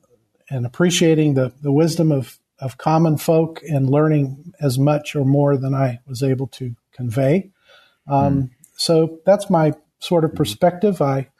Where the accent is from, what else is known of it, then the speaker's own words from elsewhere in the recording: Kenya; I hail from Kenya. I was born the product of missionary parents, and so was my wife.